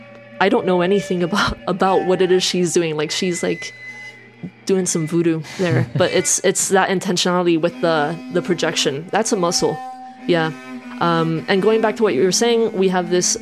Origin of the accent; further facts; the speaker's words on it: Miami, Florida, United States; moved away as an adult; also born or lived in Colombia; now in England; I'm the alternative kid that grew up then in a big city, Miami